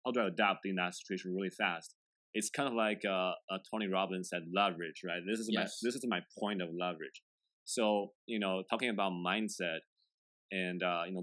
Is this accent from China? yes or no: yes; China; first language Chinese; English is a second language; now in Pittsburgh, United States; I was born in China. Born and raised.